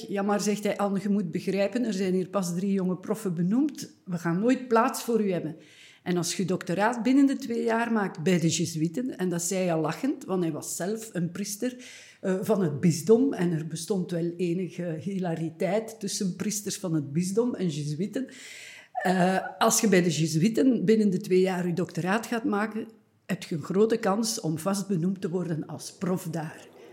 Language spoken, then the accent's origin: Dutch; Eeklo, Flanders, Belgium; een kleine stad, Eeklo, waar ik geboren ben